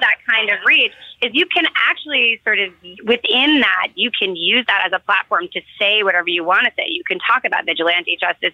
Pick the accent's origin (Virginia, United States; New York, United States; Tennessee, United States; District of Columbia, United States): New York, United States; New York City; I grew up in New York City